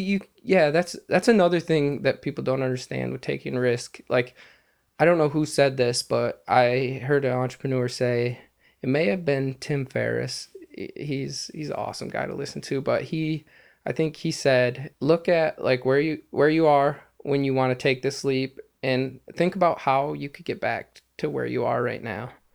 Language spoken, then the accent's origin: English; Lake City, United States; my hometown, Lake City